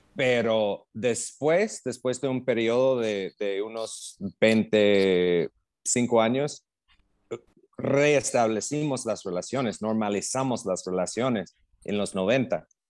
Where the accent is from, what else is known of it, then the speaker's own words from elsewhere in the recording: Illinois, United States; Spanish is a second language; moved away as an adult; also born or lived in Mexico / Pakistan / Cambodia / Vietnam; now in Central America; Soy de Illinois, nací en Illinois. Ya, Básicamente un, campo de maíz, o sea, era un pueblo chiquitito, nada que ver con Chicago